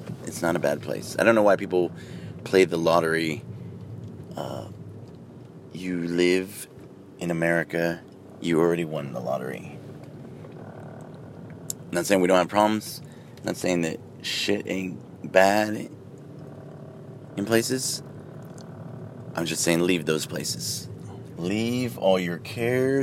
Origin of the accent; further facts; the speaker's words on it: California, United States; moved away as an adult; now in Texas, United States; I grew up in California